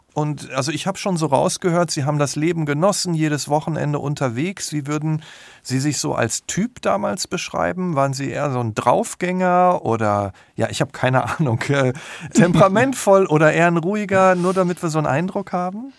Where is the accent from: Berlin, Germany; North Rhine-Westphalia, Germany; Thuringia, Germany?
North Rhine-Westphalia, Germany; Selm; in Selmborg, das ist in der Nähe von Dortmund